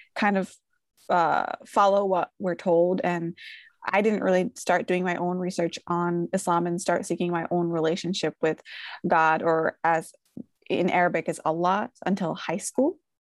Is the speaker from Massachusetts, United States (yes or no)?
no; Philadelphia, Pennsylvania, United States; I was born and raised in Philadelphia, and my family immigrated from Bangladesh